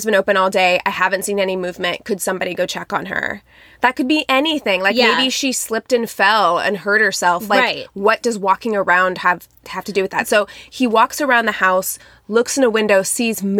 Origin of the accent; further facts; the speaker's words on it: Midwest, United States; I'm from the Midwest where people do that.